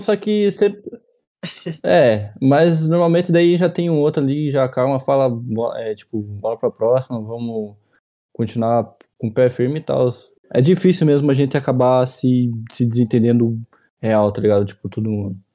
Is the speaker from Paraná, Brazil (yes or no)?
yes; Ponta Grossa, Paraná, Brazil; Tenho 21 anos e eu sou de Ponta Grossa, Paraná